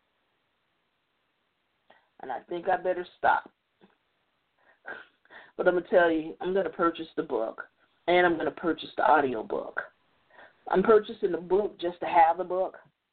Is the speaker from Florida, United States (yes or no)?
no; Chicago, Illinois, United States; I'm from Chicago